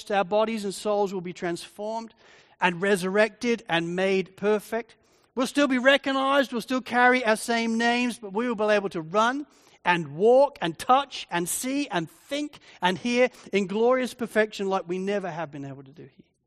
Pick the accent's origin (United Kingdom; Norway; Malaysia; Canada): United Kingdom; England; now in Australia; Maybe I have an advantage because I'm English. You know, however long I've lived in Australia for, and even though I'm now a citizen of Australia, I still don't really feel Australian. I feel like an Englishman living here.